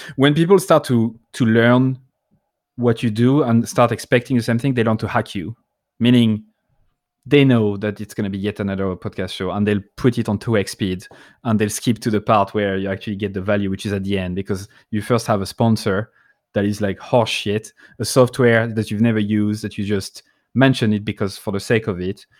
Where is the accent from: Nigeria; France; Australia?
France; accent: French; I'm not trying to hide my French accent